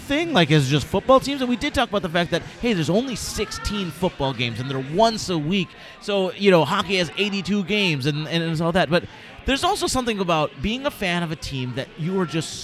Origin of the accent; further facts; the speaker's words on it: Rochester, New York, United States; I grew up in New York